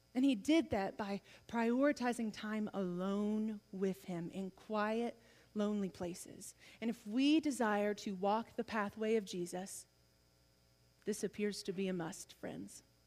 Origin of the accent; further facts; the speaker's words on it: the South, United States; I'm from the South